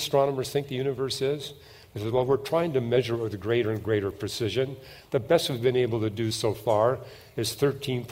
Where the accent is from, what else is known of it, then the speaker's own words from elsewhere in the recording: Canada; I'm from Canada